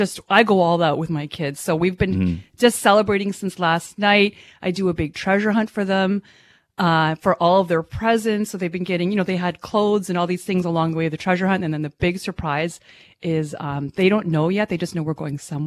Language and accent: English; Ottawa, Ontario, Canada; I grew up in Ottawa, the little pocket that I grew up in, my entire school, everybody was white except for me